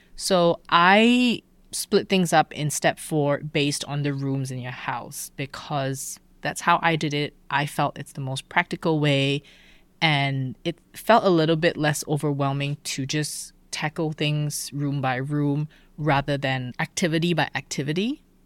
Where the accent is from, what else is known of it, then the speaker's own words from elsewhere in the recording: Malaysia; moved away as an adult; also born or lived in Alabama / Germany; I grew up in Malaysia